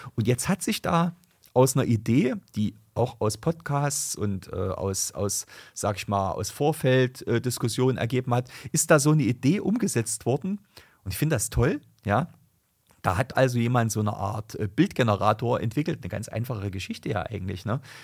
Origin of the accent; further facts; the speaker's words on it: Germany; bei uns in Deutschland